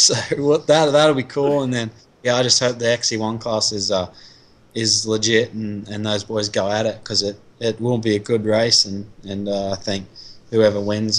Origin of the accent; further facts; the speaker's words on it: Australia; now in United States; And I'm Aussie